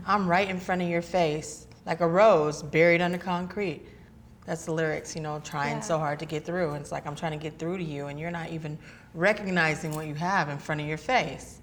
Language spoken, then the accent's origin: English; Northern California, United States; I'm from California. I was born born and raised here in California.